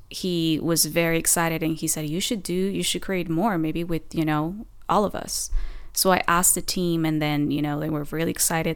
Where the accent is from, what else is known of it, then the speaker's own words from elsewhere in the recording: Oaxaca, Mexico; first language Spanish; English is a second language; moved away as an adult; also born or lived in Puebla, Mexico; now in Los Angeles, United States; my hometown, Oaxaca